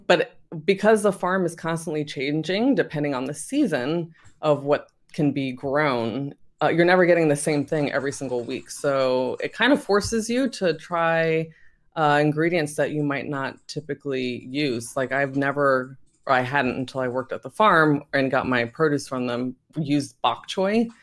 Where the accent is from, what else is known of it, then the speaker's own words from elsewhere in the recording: Virginia, United States; moved away; when I was growing up in Virginia